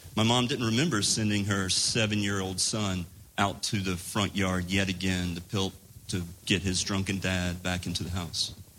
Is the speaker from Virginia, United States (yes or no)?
no; Laurinburg, North Carolina, United States; moved away; I moved back to my hometown in rural North Carolina